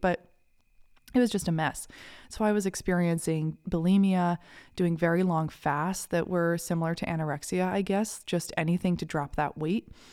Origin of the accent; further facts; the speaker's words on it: Kennebunk, Maine, United States; I grew up in a little town called Kennebunk, Maine